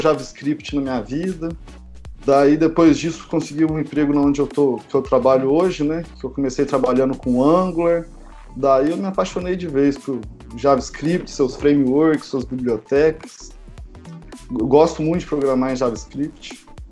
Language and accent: Portuguese; Pouso Alegre, Minas Gerais, Brazil; moved away as an adult; also born or lived in Campinas; Eu sou de Pouso Alegre também